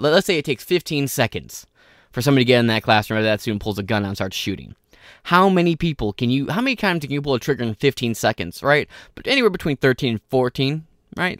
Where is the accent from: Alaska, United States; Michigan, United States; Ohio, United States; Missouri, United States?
Michigan, United States; Michigan, right, my home state